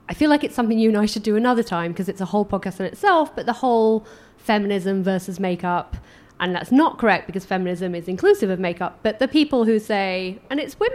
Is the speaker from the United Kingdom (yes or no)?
yes; Doncaster, Yorkshire and the Humber, United Kingdom; moved away; growing up in Donny